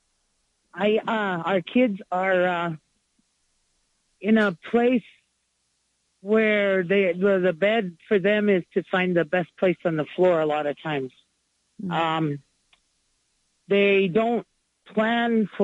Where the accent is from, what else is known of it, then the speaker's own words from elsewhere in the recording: Pine Ridge, South Dakota, United States; I was born and raised in Pine Ridge, South Dakota.